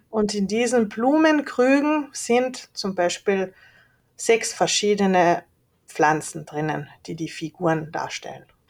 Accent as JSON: {"language": "German", "town": "Leoben", "region": "Styria", "country": "Austria", "tie": "born or raised there", "also_born_or_lived": "Hungary", "moved": "as an adult", "lives_now": "Klagenfurt, Austria", "said": "Ich bin in Leoben geboren, 1990"}